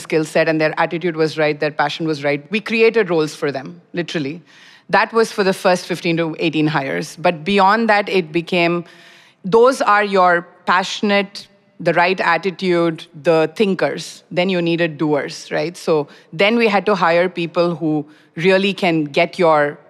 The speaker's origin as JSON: {"language": "English", "country": "India", "moved": "as an adult", "lives_now": "Singapore", "said": "I'm originally from India, so moved here like 14, 15 years back for my PhD, and then Singapore became home"}